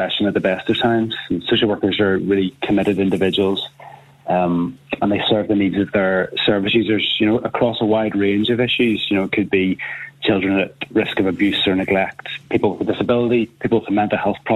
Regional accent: Northern Ireland, United Kingdom; we know in Northern Ireland we've massive problems with intergenerational mental health

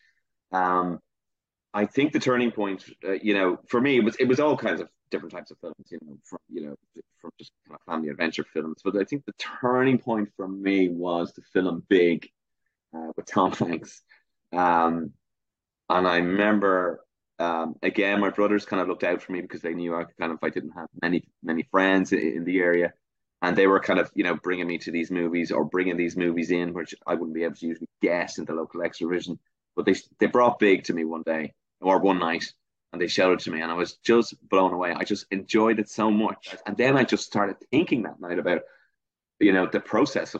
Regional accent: Dublin, Leinster, Ireland; I grew up in Leafy Castle Knock in North Dublin. And to this day, I'm still here.

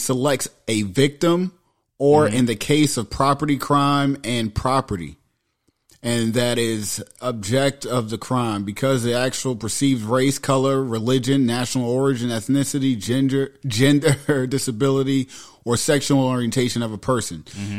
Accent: New York City, New York, United States; I grew up in Queens, right?

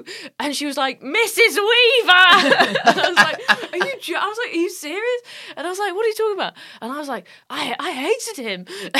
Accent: Nottingham, East Midlands, United Kingdom; accent: northern; moved away; I did a gig in Nottingham on Thursday night, my hometown.

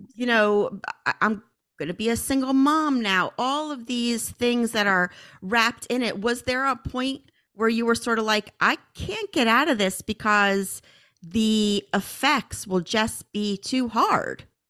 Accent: Northeast, United States; growing up in the Northeast

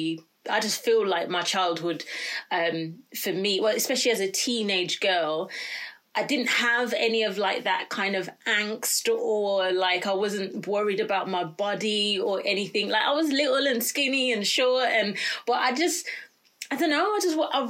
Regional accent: Birmingham, West Midlands, United Kingdom; born and raised in Birmingham, and a very proud Brummie

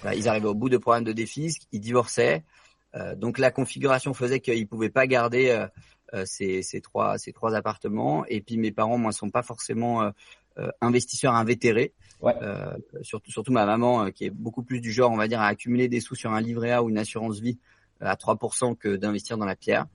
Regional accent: France; l'ensemble de nous tous, en tant que Français

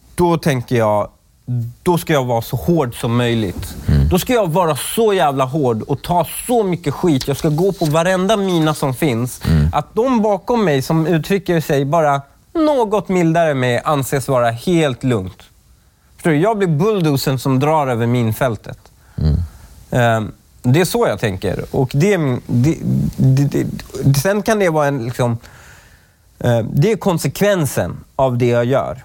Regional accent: Stockholm, Stockholm County, Sweden; also born or lived in Upplands Väsby / Iran; jag var uppvuxen i Husby

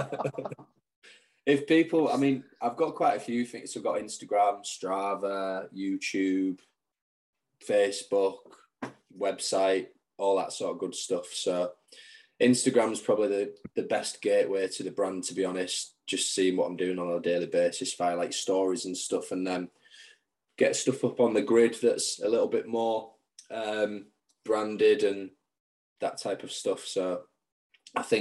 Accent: Hull, Yorkshire and the Humber, United Kingdom; now in Manchester, United Kingdom; I just go home to like visit family and friends. I only go from Manchester to Hull

